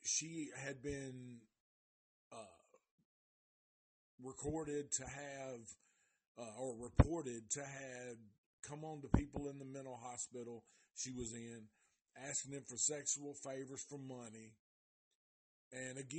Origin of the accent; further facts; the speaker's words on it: Nashville, Tennessee, United States; I'm from Nashville